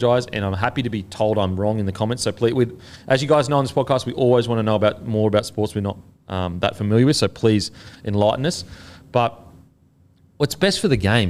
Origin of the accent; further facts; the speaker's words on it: Australia; as an Australian